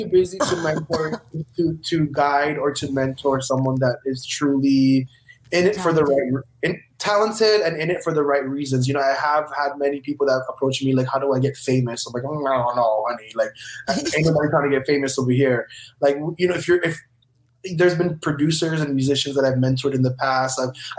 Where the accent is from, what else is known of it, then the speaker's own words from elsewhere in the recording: Philippines; like a musician like me, I'm a Filipino musician, just continue your dreams.